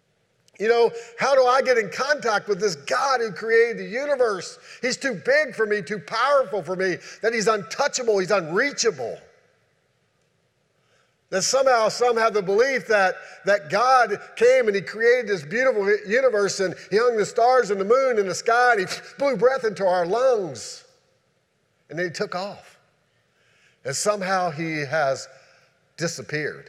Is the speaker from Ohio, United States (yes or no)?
no; Shenandoah Valley, Virginia, United States; moved away; where I grew up at in the Shenandoah Valley